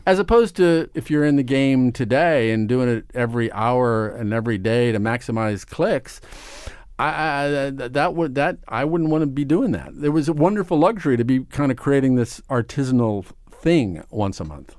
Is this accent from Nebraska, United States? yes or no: yes; Omaha, Nebraska, United States; moved away as an adult; now in New York, United States; I grew up in Omaha, Nebraska